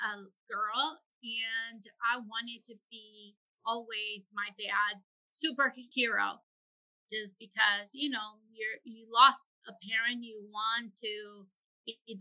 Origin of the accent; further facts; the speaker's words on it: San Luis Potosí, Mexico; moved away as an adult; now in United States; I was born and raised in San Luis Potosí